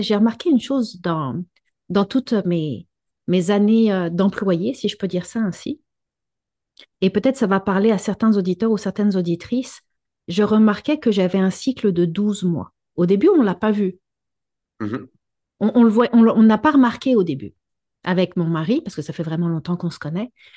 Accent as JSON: {"language": "French", "region": "Quebec", "country": "Canada", "said": "chez nous au Québec"}